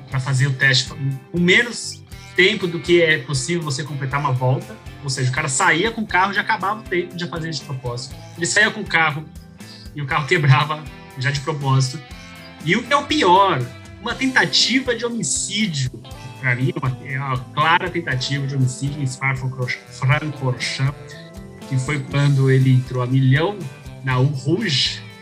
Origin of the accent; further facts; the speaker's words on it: São Paulo, Brazil; Pra gente, que somos de São Paulo, é meio que não faz muita diferença